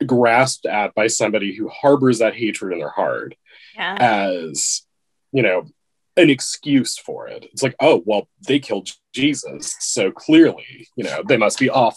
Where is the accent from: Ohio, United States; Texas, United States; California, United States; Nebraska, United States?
Texas, United States; East Central; moved away as an adult; now in Wisconsin, United States; having grown up in the country in East Central Texas